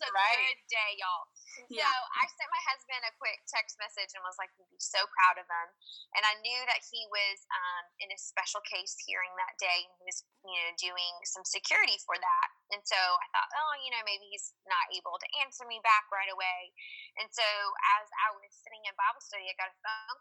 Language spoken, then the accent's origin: English; Georgia, United States; I'm from the South. I'm from Georgia. That's where I was, I guess I moved there when I was like five, so I consider myself a Georgia peach